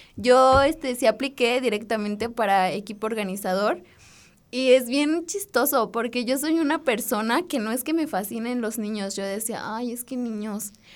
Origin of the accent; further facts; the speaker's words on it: Dolores Hidalgo, Guanajuato, Mexico; Yo soy de Dolores y estudio geología en la Escuela de Minas